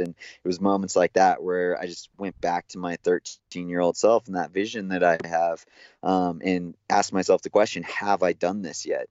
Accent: Big Bear Lake, California, United States; I grew up in Big Bear Lake in Southern California

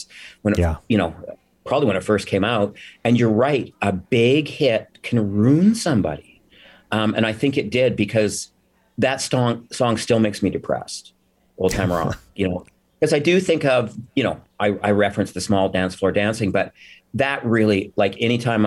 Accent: Alberta, Canada; moved away; I come from cowboys. I come from Alberta

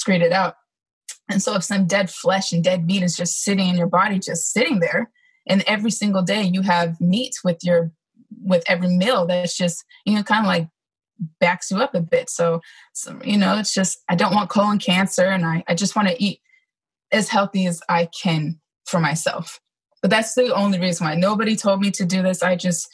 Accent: California, United States; moved away as an adult; also born or lived in Georgia; I didn't grow up in Georgia. I grew up in California, but I ended up in the Georgia area because I was stationed at Fort Stewart, which is in Hinesville, Georgia.

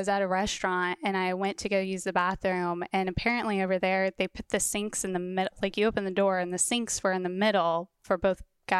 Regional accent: Wichita, Kansas, United States; I'm from Wichita, Kansas.

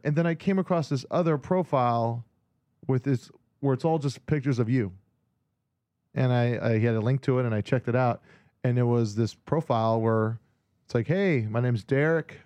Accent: Hawaii, United States; moved away; a guy I grew up with in Hawaii that I was in bands

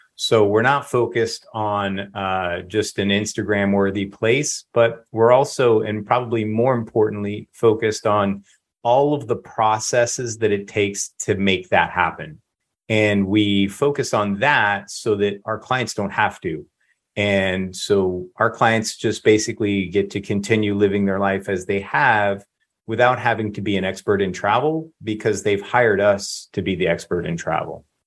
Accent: Lakeland, Florida, United States; I'm fifth generation Floridian

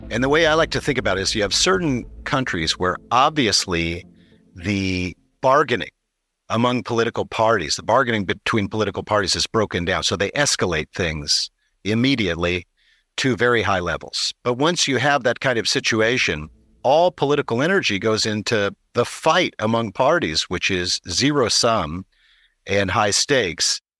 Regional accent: California, United States; I'm a Californian

